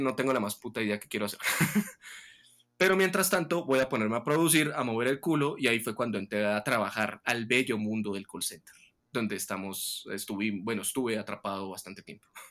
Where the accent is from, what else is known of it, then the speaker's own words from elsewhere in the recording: Tunja, Boyacá, Colombia; volver aquí a mi ciudad de origen, donde estoy pasando la cuarentena actualmente, en Tunja